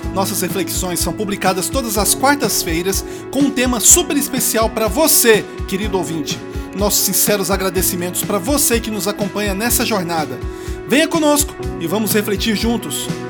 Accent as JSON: {"language": "Portuguese", "country": "Brazil", "said": "eu sou brasileiro"}